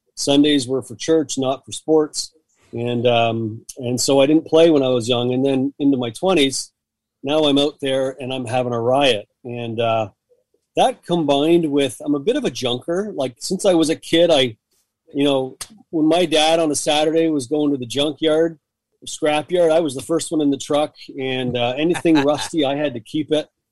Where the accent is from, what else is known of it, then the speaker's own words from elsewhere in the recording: Hamilton, Ontario, Canada; moved away as an adult; now in Ottawa, Canada; growing up in Hamilton, Southern Ontario